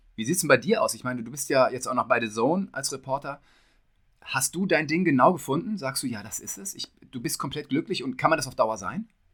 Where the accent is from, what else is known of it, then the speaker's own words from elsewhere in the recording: Detmold, North Rhine-Westphalia, Germany; ich komme aus Hiddesen, also direkt neben Detmold